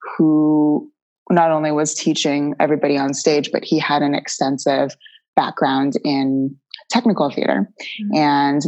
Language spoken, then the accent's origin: English; St. Petersburg, Florida, United States; I grew up in St. Petersburg, Florida